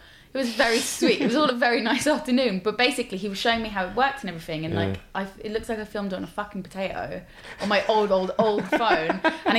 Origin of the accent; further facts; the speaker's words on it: London, United Kingdom; So yeah, I lived in, obviously I grew up in Ealing, and then I lived in South London for uni, and then I lived in North London for a bit, which I really liked North London.